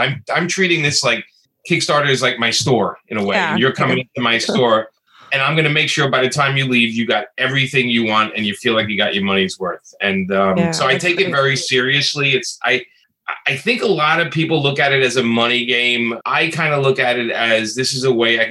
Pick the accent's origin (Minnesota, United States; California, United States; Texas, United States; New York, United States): New York, United States; New York City; being a kid from Brooklyn, growing up in Brooklyn